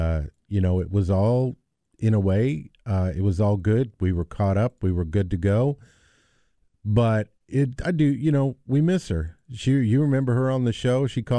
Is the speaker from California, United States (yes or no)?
no; Denver, Colorado, United States; moved away; I was born in Denver, remember, Colorado?